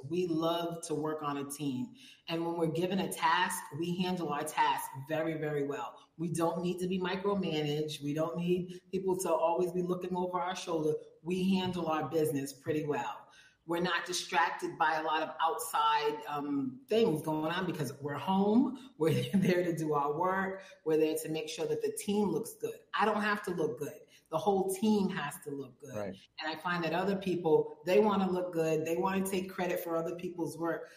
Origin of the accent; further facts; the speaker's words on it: Providence, Rhode Island, United States; also born or lived in Robersonville, North Carolina; now in Mexico; I come from Providence, Rhode Island. I was raised in the smallest state in the country